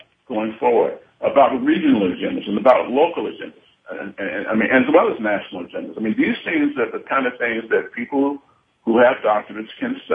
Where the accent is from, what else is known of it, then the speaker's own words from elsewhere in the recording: New York City, New York, United States; I'm from New York City. It's my hometown.